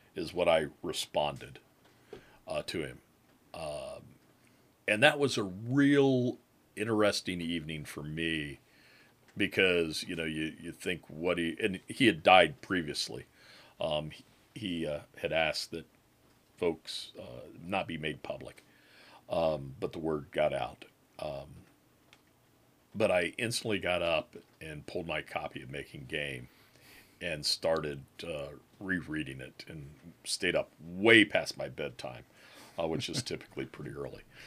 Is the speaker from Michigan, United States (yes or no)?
yes; Michigan, United States; I was from Michigan